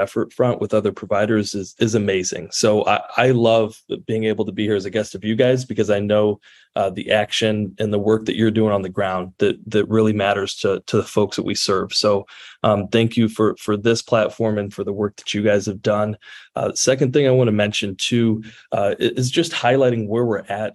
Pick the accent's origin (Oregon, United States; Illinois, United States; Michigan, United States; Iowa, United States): Illinois, United States; Central; And so I'm from Central Illinois, and we have that saying that's, does it play in Peoria?